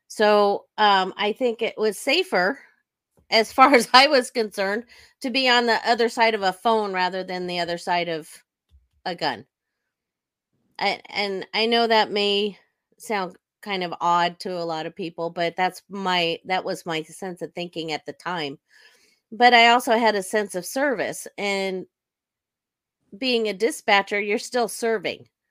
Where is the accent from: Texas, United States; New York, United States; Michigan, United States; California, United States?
California, United States; Sacramento; I was born and raised in Sacramento, California. I still live in the area.